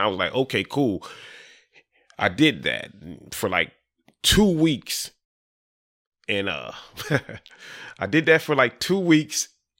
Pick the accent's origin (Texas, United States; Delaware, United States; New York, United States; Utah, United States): Delaware, United States; Dover; also born or lived in Florida; I was born in Florida. My mom and my pop, they were migrant workers. So, you know, we traveled the East Coast doing potatoes, tomatoes, or whatever. I'm from Dover.